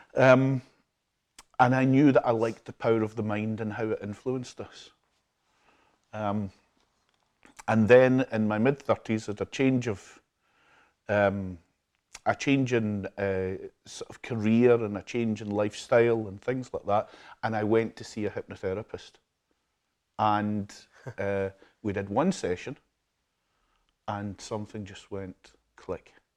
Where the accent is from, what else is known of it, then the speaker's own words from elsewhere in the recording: Glasgow, Scotland, United Kingdom; also born or lived in Ayr / Troon; I was born and brought up in Glasgow in the South Side in King's Park, not far from Hampden.